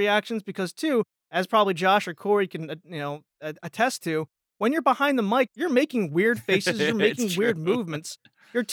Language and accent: English; Pennsylvania, United States; accent: Jersey and Philly; I am very Jersey and Philly. I am from Pennsylvania